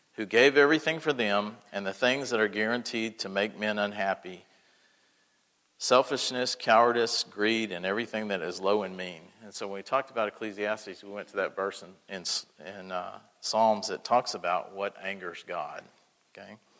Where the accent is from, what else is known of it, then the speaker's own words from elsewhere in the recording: Texas, United States; now in Mississippi, United States; I grew up in Texas